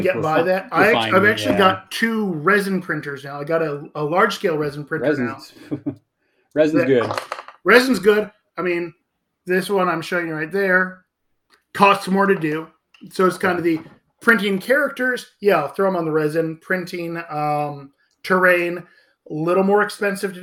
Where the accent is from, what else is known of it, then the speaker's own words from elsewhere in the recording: Michigan, United States; now in Texas, United States; I may live in Texas, but I'm from Michigan originally.